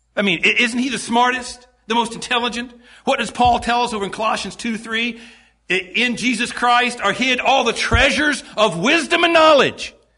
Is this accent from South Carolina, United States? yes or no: yes; Greenville, South Carolina, United States; I was born in Greenville, South Carolina